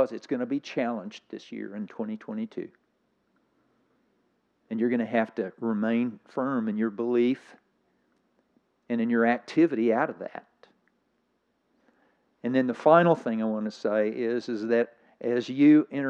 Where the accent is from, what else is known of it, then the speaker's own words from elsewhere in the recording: Scotland, United Kingdom; I'm from Scotland.